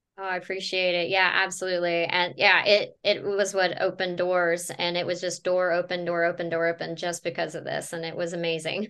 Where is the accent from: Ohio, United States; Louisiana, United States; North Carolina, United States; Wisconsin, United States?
North Carolina, United States; now in Florida, United States; I'm originally from North Carolina